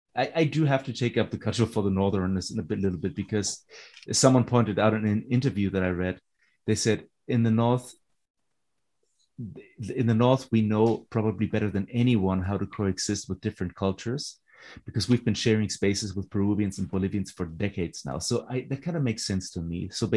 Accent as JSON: {"language": "English", "region": "East Germany", "country": "Germany", "second_language": "English", "said": "I'm from East Germany. Like, we have been waiting for some proper integration for the last 30 years."}